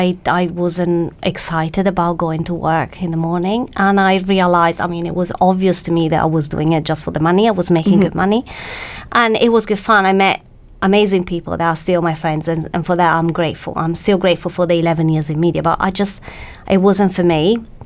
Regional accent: Italy; English is a second language; now in United Kingdom; Well, my fellow Italians say I speak perfect English with actually a perfect English accent.

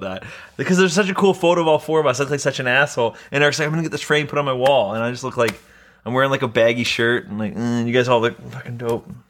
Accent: Vancouver, British Columbia, Canada; I'm born and raised in Vancouver

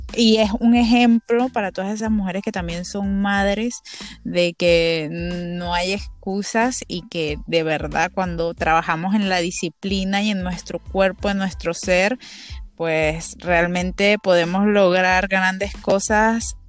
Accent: Venezuela; en Venezuela en general

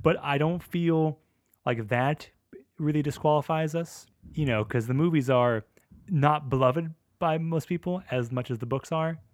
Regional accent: United States; I'm an American.

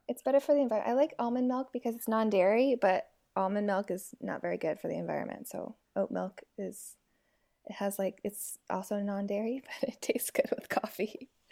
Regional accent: San Francisco Bay Area, California, United States; now in Seattle, United States; I'm based out of Seattle, but I'm from the San Francisco Bay Area

